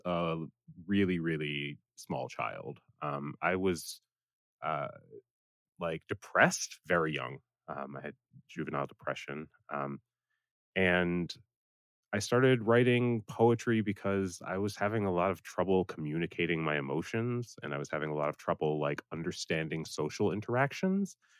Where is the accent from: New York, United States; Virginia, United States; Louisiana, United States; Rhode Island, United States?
Rhode Island, United States; Providence; moved away as an adult; also born or lived in Atlanta, Georgia / Boston, Massachusetts; I was born in Providence, Rhode Island. Uh, I lived there until 18.